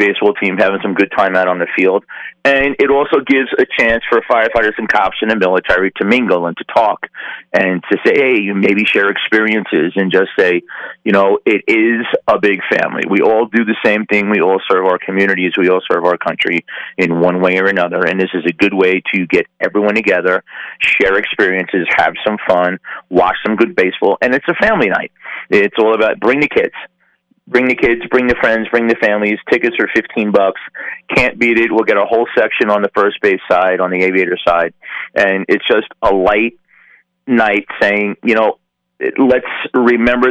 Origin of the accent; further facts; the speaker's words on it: New York, United States; now in Las Vegas, United States; I'm from New York